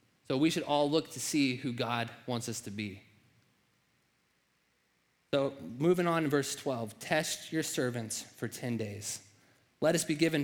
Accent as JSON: {"language": "English", "region": "Nebraska", "country": "United States", "tie": "born or raised there", "said": "I was raised in Nebraska"}